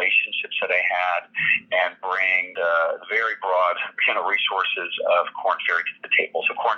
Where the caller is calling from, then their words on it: Los Angeles, California, United States; I'm actually in Los Angeles.